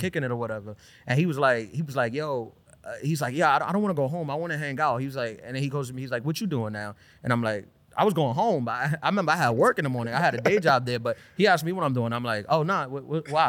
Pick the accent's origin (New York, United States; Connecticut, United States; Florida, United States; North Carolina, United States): New York, United States; New York City; also born or lived in Brooklyn; I was born in Brooklyn. This is my hometown from Queen, um, li, grew up in Queens